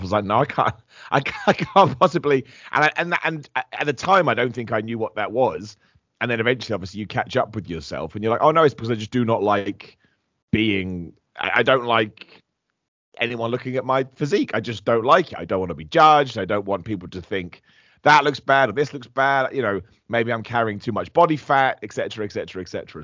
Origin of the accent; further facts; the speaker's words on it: Luton, East of England, United Kingdom; I'm from Luton in the United Kingdom